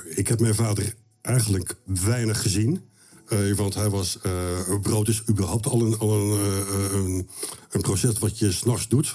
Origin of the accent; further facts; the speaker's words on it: Rotterdam, South Holland, Netherlands; also born or lived in Wageningen; Wij woonden, wij gingen verhuizen van Wageningen, waar ik geboren ben, naar Rotterdam in een industriegebied